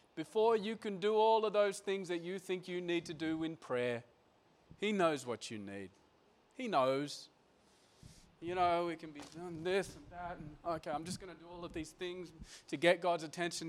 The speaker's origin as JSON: {"language": "English", "country": "Australia", "moved": "as an adult", "said": "moving here as, as an Aussie guy and my dad's still in Australia"}